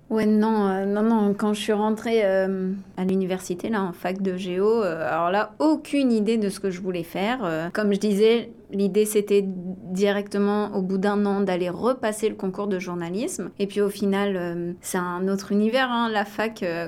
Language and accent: French; Les Sables-d'Olonne, Pays de la Loire, France; moved away as an adult; also born or lived in La Roche-sur-Yon, France / Ottawa, Canada; now in Toronto, Canada; je suis née en Vendée à La Roche sur yon ah. J'ai grandi proche, euh, très proche des Sables d'Olonne.